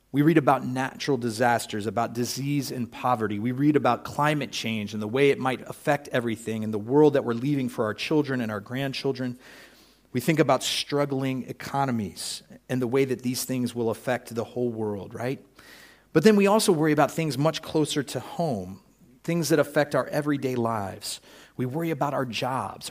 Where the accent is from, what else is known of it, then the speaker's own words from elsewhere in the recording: United States; I'm an American